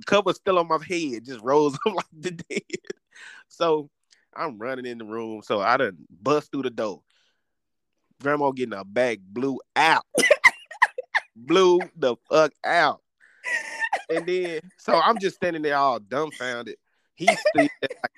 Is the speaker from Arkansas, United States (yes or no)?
yes; DeWitt, Arkansas, United States; moved away; I was down in my hometown of DeWitt, Arkansas.